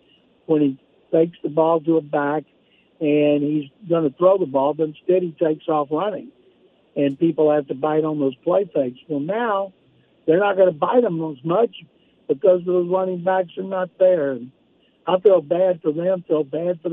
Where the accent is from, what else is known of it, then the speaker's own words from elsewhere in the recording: Waco, Texas, United States; growing up in Waco, Texas, where you just came from